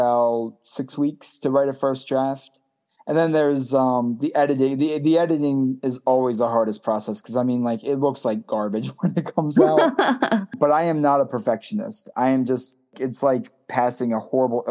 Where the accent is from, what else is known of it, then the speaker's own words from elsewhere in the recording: Baltimore, Maryland, United States; I'm from Baltimore and very much a proud Baltimorean.